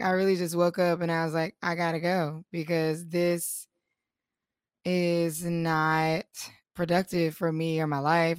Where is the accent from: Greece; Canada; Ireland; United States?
United States; North Carolina; we are all from North Carolina